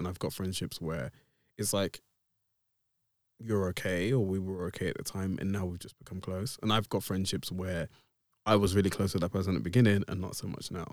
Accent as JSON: {"language": "English", "area": "Essex", "region": "East of England", "country": "United Kingdom", "said": "I am a cis black male from the depths of Essex."}